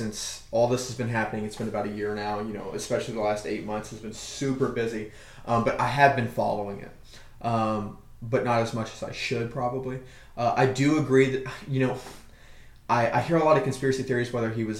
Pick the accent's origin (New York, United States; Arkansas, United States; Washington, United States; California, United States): Arkansas, United States; I'm from Arkansas